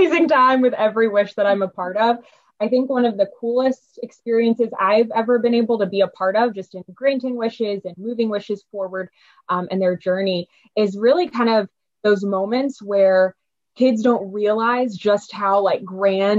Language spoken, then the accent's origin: English; Indianapolis, Indiana, United States; moved away as an adult; now in Bloomington, United States; So I am actually from Indianapolis, born and raised in Indianapolis, Eagle Creek area, northwest side.